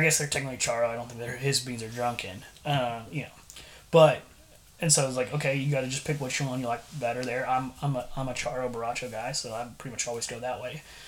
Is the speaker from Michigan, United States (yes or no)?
no; San Antonio, Texas, United States; moved away as an adult; now in Bryan, United States; originally grew up in San Antonio, but now when I go places, I tell them, "Hey, I'm from Bryan